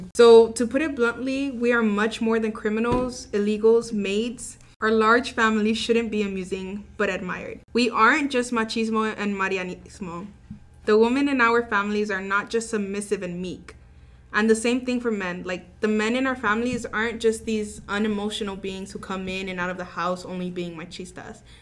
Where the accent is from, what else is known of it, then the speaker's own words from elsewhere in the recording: Brownsville, Texas, United States; I was also born and raised in Brownsville, Texas.